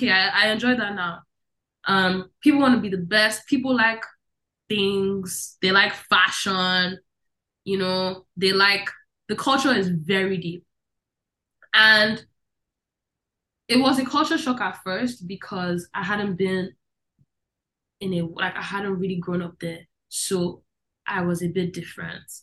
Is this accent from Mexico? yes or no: no; Netherlands; I think I remember so much of my life in the Netherlands. So much of it. And who I was. Um, it's a very liberal place.